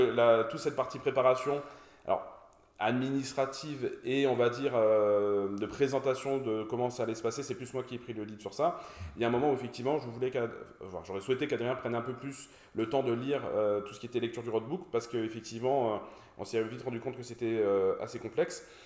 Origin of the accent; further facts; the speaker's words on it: Brest, Brittany, France; also born or lived in Paris; now in Toulouse, France; je suis toulousain depuis 2019, euh, brestois d'origine.